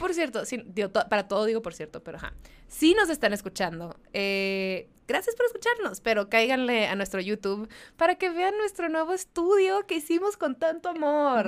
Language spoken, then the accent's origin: Spanish; Mexicali, Baja California, Mexico; moved away; yo soy de Mexicali